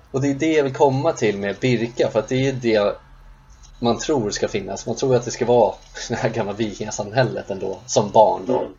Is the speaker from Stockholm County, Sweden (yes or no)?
yes; Sundbyberg, Stockholm County, Sweden; där vi växte upp i Rissne